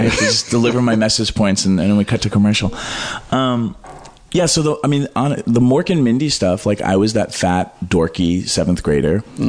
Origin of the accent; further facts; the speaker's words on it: Pelham, New Hampshire, United States; moved away; also born or lived in Manhattan; I grew up in New Hampshire.